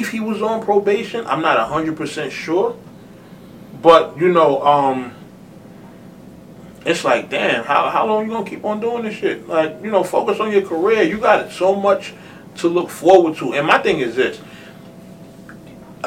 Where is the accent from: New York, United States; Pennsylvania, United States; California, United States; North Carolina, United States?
New York, United States; New York City; I'm from Harlem. Like I said on Facebook, post-crack era Harlem